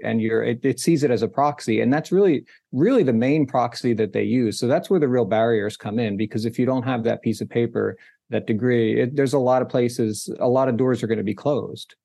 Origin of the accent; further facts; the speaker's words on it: New Jersey, United States; I grew up in New Jersey